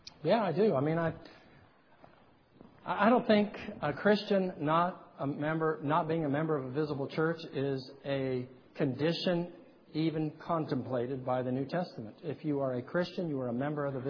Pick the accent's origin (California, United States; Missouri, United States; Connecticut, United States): California, United States; I'm a Californian